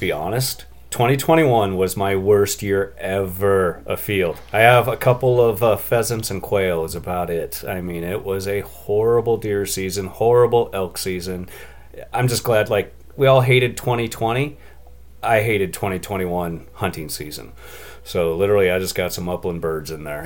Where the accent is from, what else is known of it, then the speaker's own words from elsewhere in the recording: Columbia Basin, Washington, United States; I grew up in Washington State in the Columbia Basin, right in the middle of the state.